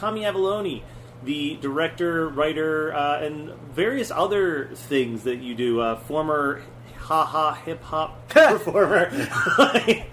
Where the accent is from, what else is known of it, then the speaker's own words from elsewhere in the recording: Aston, Pennsylvania, United States; I'm from Aston, Pennsylvania